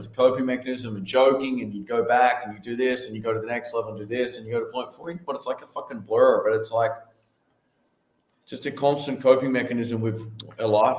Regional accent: Australia; I'm Australian

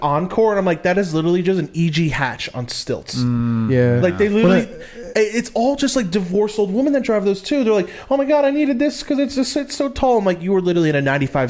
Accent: Northeast, United States; I grew up right on the Delaware River.

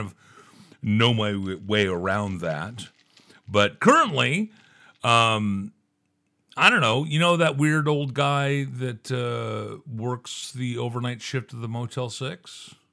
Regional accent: Santa Barbara, California, United States; also born or lived in Phoenix, Arizona; I was, you know, born in Phoenix, Arizona, and I grew up out here in the Santa Barbara area

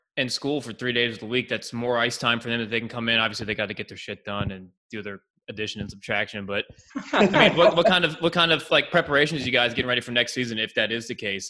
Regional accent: Calvert County, Maryland, United States; I grew up in Calvert County

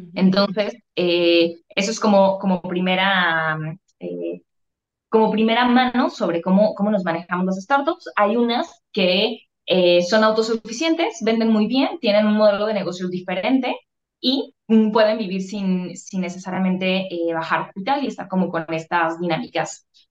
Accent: Guadalajara, Jalisco, Mexico; Yo soy tapatía, orgullosamente aquí de Guadalajara, Jalisco.

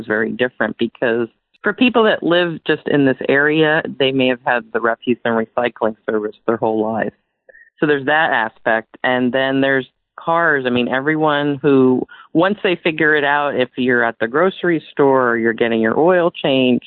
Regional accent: Clifton, New Jersey, United States; moved away; also born or lived in Boston / Washington State; I grew up in New Clifton, New Jersey, so I'm definitely a very strong East Coast native from that area.

